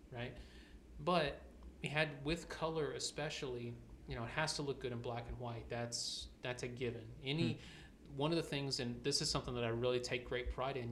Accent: the South, United States; now in Atlanta, United States; I was born and raised in the South

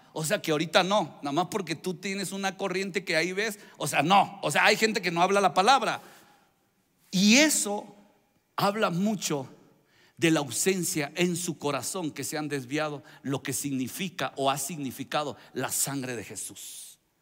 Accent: Veracruz, Mexico; Soy, soy veracruzano

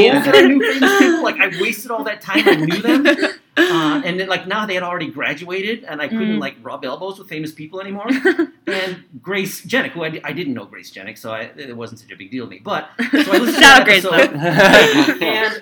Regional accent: Chicago, Illinois, United States; also born or lived in Skokie, Illinois; So I grew up in Rogers Park in the city, but then also I moved to Skokie

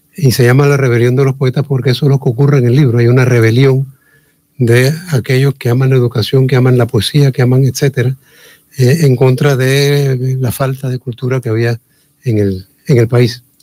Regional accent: Chiriquí, Panama; somos nosotros todos chiricanos

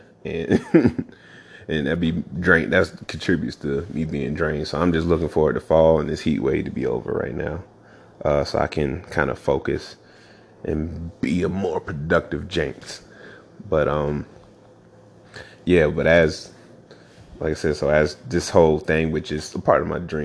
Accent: the South, United States; moved away as an adult; I'm from the South, of course, born and raised

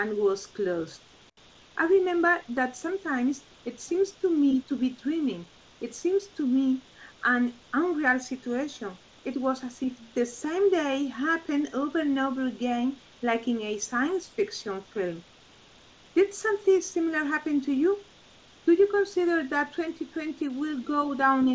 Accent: La Línea de la Concepción, Andalusia, Spain; I'm from La Línea

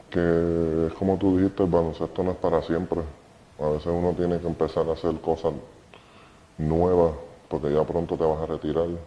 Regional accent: Puerto Rico; cuando la gente te pregunta dónde tú eres, yo soy de Puerto Rico. Eso es representar, representar a tu país.

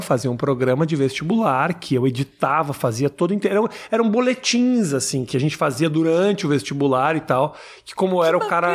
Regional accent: Porto Alegre, Rio Grande do Sul, Brazil; Eu mori a vida inteira no Menino Deus

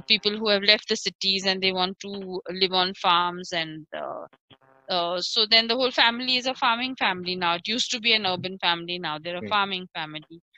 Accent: Pune, Maharashtra, India; I grew up in Salisbury Park

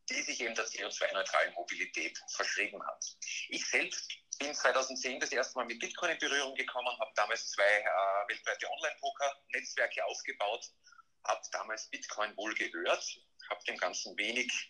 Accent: Graz, Styria, Austria; born there; Ich bin mittlerweile 39 Jahre alt, äh, gebürtig in Graz äh, und, und, mittlerweile auch tätig in Graz.

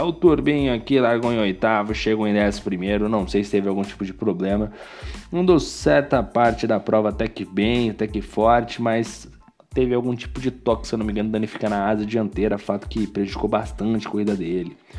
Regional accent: Brazil; sou brasileiro

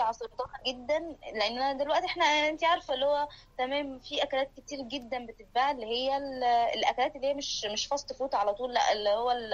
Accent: Egypt; moved away; بنتجمع كمصريين

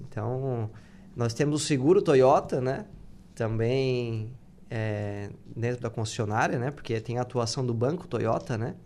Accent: Tubarão, Santa Catarina, Brazil; moved away as an adult; eu sou de Tubarão

